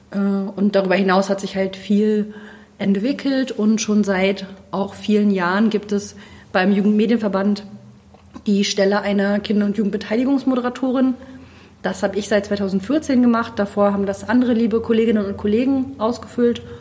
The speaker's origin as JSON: {"language": "German", "town": "Rügen", "region": "Mecklenburg-Vorpommern", "country": "Germany", "tie": "born or raised there", "lives_now": "Rostock, Germany", "said": "ich äh, wohne in Rostock, ich bin aufgewachsen auf Rügen, ich komme quasi von der Küste."}